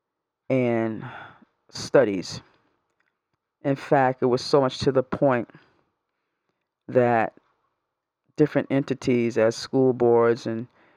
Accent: New York, United States; moved away; I'm originally from New York.

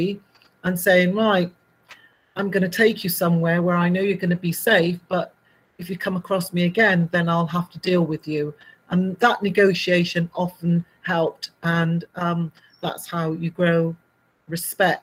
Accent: Bristol, South West England, United Kingdom; I grew up in Bristol

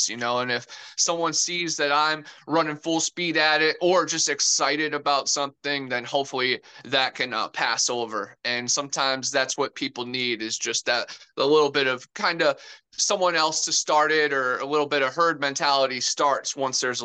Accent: Cleveland, Ohio, United States; now in Florida, United States; I'm originally from Cleveland, Ohio, the mistake on the lake. And then I moved down to Florida

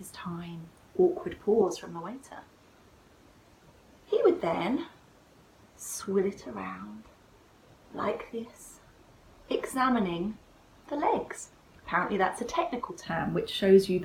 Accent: United Kingdom; we're British

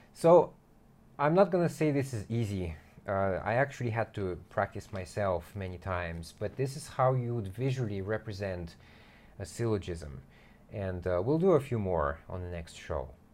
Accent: United States; I'm American

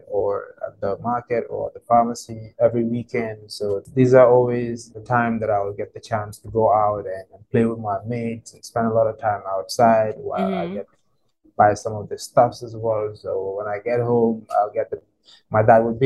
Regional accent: Banjul, Gambia; I'm from the Gambia. What can I say? I mean, I was born in Banjul. That's the capital city of the Gambia. In a family of 6, went to school in Banjul as well

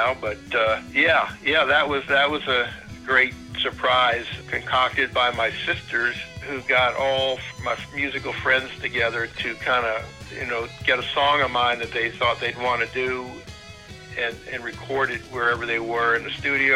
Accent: Hudson River Valley, New York, United States; now in Nashville, United States; I grew up in the Hudson River Valley

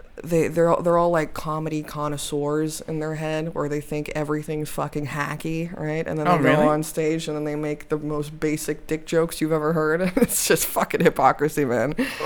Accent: Poland; also born or lived in Chicago; I moved to Poland because I was born in Chicago. Mm-hmm. My dad's American. My mom's Polish. Mm-hmm. And then I moved with my mom back to Poland when I was like 6 or something.

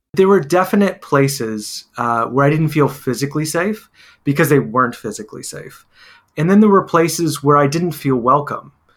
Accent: Texas, United States; Growing up in Texas, uh, in the Latino community

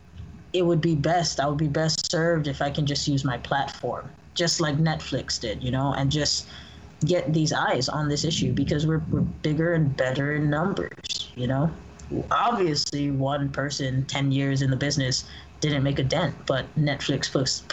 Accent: Hawaii, United States; now in California, United States; I was born and raised in Hawaii.

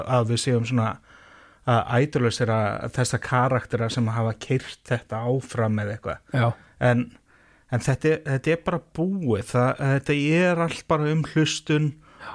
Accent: Reykjavík, Capital Region, Iceland; Ég er fjölskyldufæður í Vesturbænum í Reykjavík

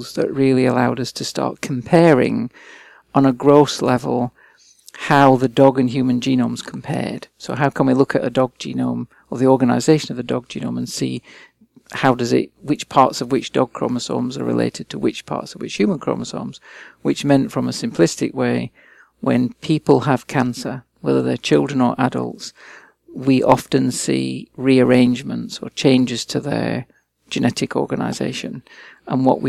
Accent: England, United Kingdom; moved away as an adult; also born or lived in Liverpool / Australia; I was born and raised and educated in England

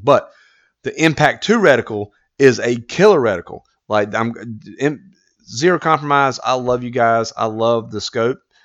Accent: United States; as an American

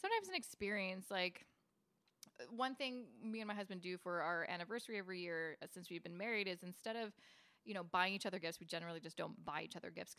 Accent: Canada; I absolutely love being Canadian. I mean, the only other place I've considered maybe moving is maybe the UK, just because I have roots from there

